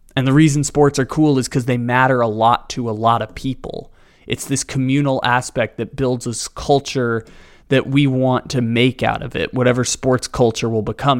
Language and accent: English; San Diego, California, United States; moved away; born and raised in San Diego, grew up with the San Diego sports curse